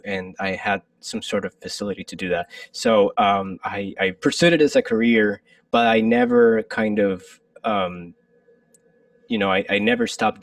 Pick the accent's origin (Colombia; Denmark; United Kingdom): Colombia; moved away as an adult; also born or lived in Michigan, United States; now in New York City, United States; I'm originally from Colombia, and I lived in Colombia for pretty much like 22 years of my life